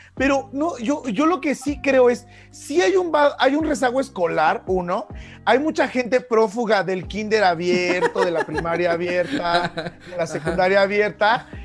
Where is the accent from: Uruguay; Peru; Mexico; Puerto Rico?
Mexico